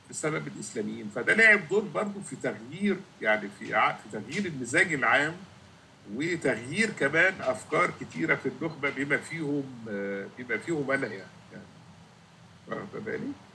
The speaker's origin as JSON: {"language": "Arabic", "country": "Egypt", "moved": "yes", "lives_now": "Canada", "said": "عندنا في مصر"}